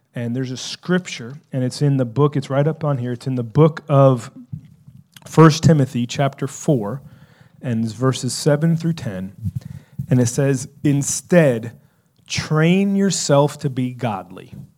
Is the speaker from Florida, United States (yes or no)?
yes; South Florida, United States; growing up in South Florida